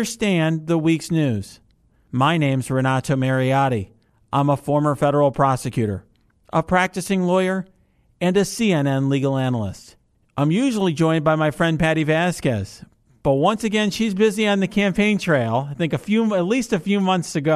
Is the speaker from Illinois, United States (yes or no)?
yes; Chicago, Illinois, United States; I am from Chicago